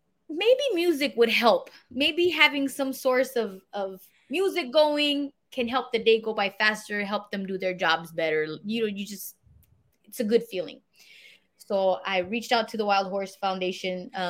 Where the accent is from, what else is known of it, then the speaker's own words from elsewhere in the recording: La Puente, California, United States; also born or lived in El Paso / Juarez; And so that's why I was born in El Paso. After that, I think the first 3 years of my life was in Juarez. And then back to El Paso. And then we moved to La Puente.